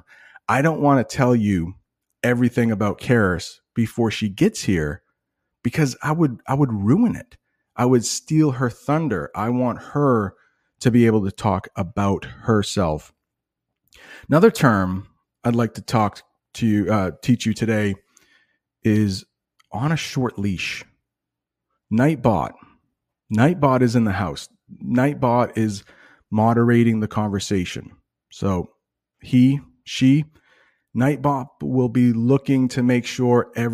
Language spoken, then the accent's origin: English; United States; I'm an American.